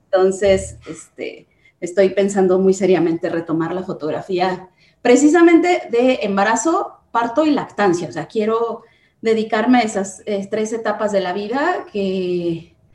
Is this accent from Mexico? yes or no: yes; Guanajuato, Mexico; Pues eh, soy de Guanajuato Capital, pero soy hija de minero, entonces he viajado muchísimo.